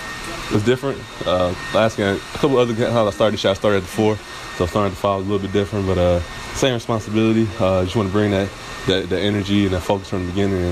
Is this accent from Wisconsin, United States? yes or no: yes; Milwaukee, Wisconsin, United States; growing up in Milwaukee, you got a lot of small guards that can quick, so I had to hold guys like that.